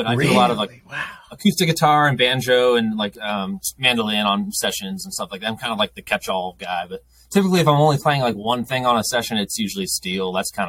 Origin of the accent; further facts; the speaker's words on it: outside of Philadelphia, Pennsylvania, United States; moved away as an adult; also born or lived in Maryland; now in Nashville, United States; You said I live in Nashville now, which I've lived here the last like almost 9 years. Originally from outside of Philadelphia.